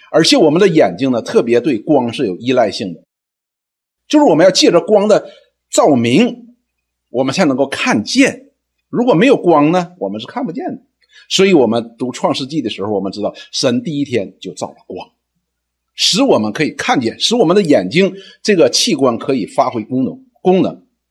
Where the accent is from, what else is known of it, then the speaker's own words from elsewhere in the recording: China; 我们中国人